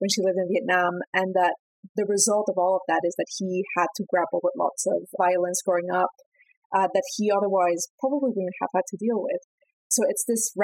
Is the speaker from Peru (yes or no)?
yes; Peru; my home country, Peru.